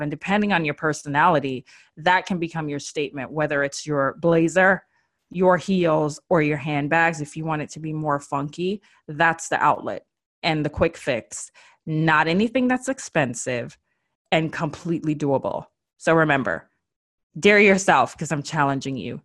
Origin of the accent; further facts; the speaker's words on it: Jamaica; accent: Jamaican; My Jamaican accent just came out